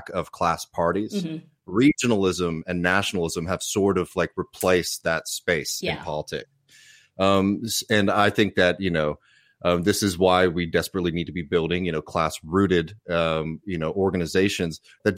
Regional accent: United States; as an American

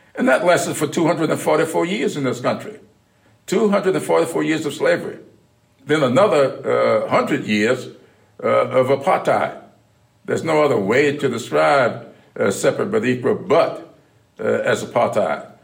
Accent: South Carolina, United States; growing up in South Carolina

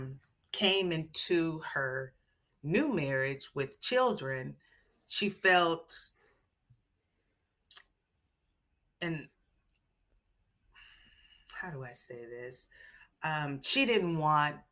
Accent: Seattle, Washington, United States; Growing up in Seattle, full of nature, beautiful trees and lakes and rivers and water, and blackberry bushes has really grounded me from a very, very young age

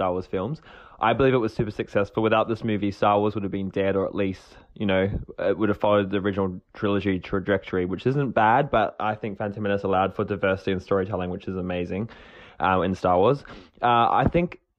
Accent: New Zealand; Growing up in New Zealand

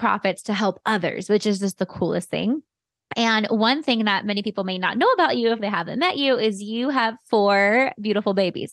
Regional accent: San Jose, California, United States; now in Arizona, United States; we grew up in the same hood. Like, we're from, we're from Almaden

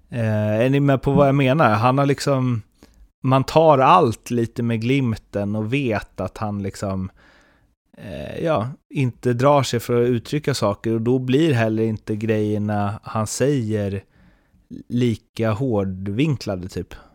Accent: Småland, Sweden; accent: Småland dialect; Sen är problemet att jag har min småländska så det låter ändå bara som Åsa-Nisse när jag pratar.

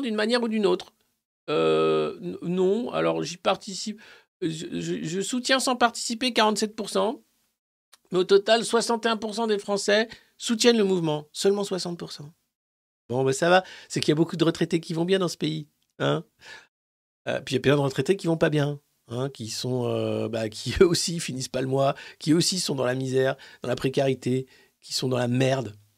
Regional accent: France; tous en tant que Français

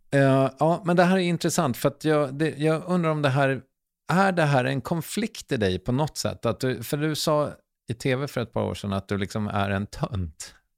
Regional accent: Strängnäs, Södermanland, Sweden; Jag är från Strängnäs.

